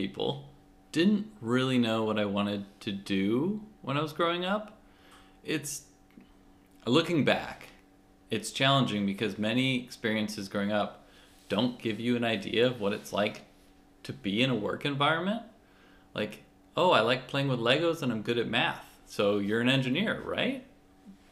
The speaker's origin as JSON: {"language": "English", "town": "St. Louis", "region": "Missouri", "country": "United States", "tie": "born or raised there", "also_born_or_lived": "Houston, Texas", "moved": "as an adult", "lives_now": "San Diego, United States", "said": "I grew up in St. Louis, Missouri"}